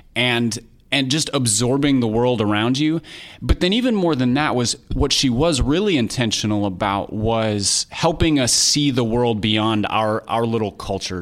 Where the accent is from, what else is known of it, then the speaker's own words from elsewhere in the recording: Minnesota, United States; I grew up in Minnesota